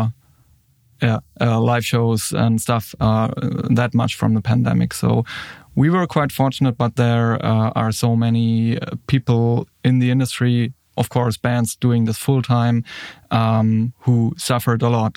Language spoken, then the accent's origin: English; Würzburg, Bavaria, Germany; here in my hometown, Würzburg